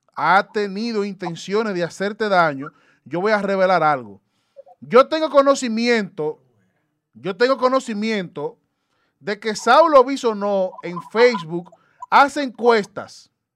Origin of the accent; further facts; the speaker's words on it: Dominican Republic; te lo digo como dominicano.